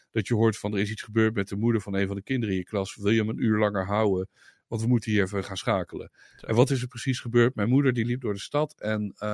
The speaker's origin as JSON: {"language": "Dutch", "town": "Zwolle", "region": "Overijssel", "country": "Netherlands", "said": "Stuur daar maar door naar Zwolle, de hoofdstad van Overijssel, waar ik vandaan kom."}